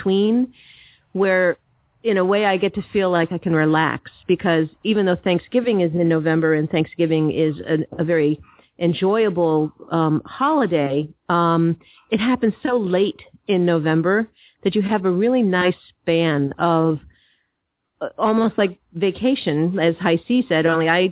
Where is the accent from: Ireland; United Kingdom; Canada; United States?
United States; East Coast; moved away; I grew up on the East Coast